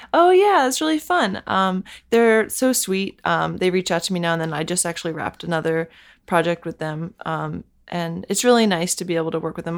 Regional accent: Bethesda, Maryland, United States; I grew up in Bethesda, Maryland

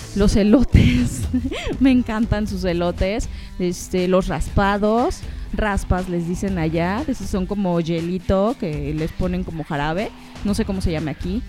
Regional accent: northern Mexico, Mexico; moved away as an adult; now in Mexico City, Mexico; Como buena norteña

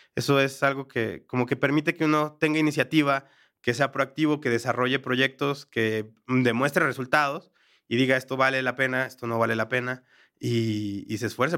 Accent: Mexico; moved away as an adult; now in Bogotá, Colombia; soy mexicano, trabajar en mi país es relativamente más simple

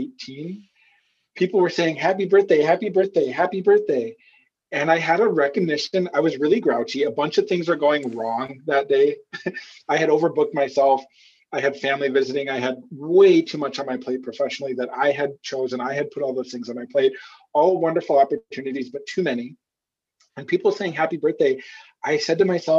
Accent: Minnesota, United States; I'm from Minnesota and I grew up on a farm

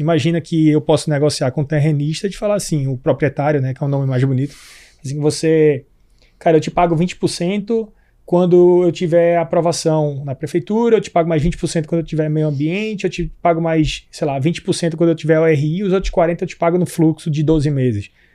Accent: Pernambuco, Brazil; eu sou pernambucano, né? Em Recife, eu tenho lá em Pernambuco um sítio

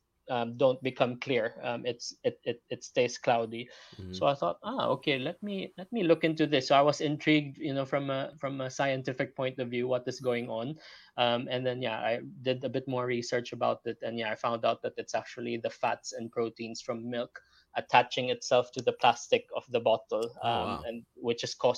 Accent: Philippines; moved away as an adult; also born or lived in Leeds; now in London, United Kingdom; I'm not locally from Britain. You know, I'm originally from the Philippines, moved here 15 years ago.

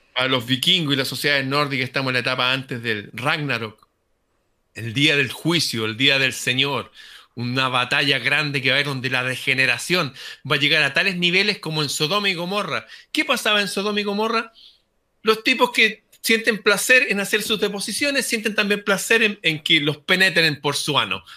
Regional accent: Chile

